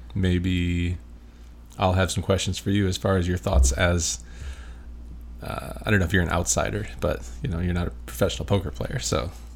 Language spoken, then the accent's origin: English; Michigan, United States; moved away as an adult; now in Las Vegas, United States; I'm from Michigan.